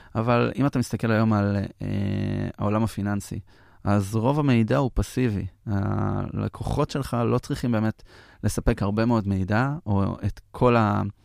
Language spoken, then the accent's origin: Hebrew; Petah Tikva, Central District, Israel; גדלתי. כן. ליד השוק בפתח תקווה